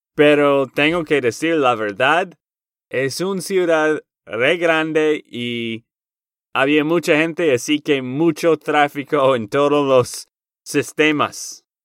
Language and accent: Spanish; Texas, United States; de Texas, Estados Unidos